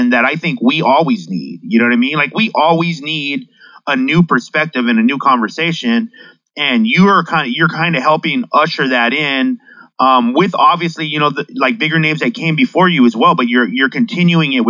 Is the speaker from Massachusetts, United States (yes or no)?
no; San Diego, California, United States; I grew up in San Diego